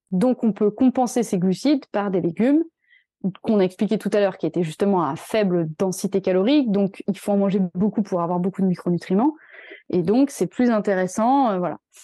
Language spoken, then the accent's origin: French; France; nous, en tant que Français